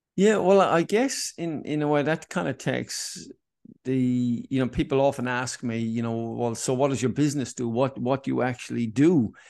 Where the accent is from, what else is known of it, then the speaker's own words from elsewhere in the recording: Cork, Munster, Ireland; now in Sydney, Australia; growing up in Ireland and in Cork